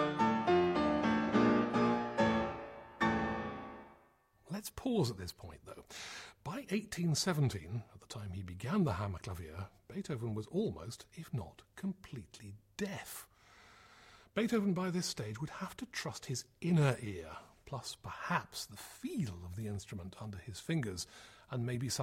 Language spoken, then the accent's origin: English; United Kingdom; as British listeners